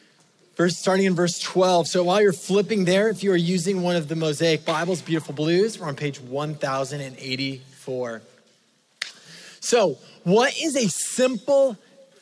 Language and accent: English; California, United States; I grew up in California